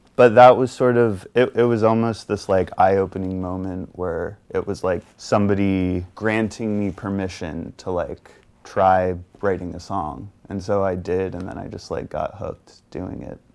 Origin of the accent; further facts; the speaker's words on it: Virginia, United States; moved away; I'm from Virginia originally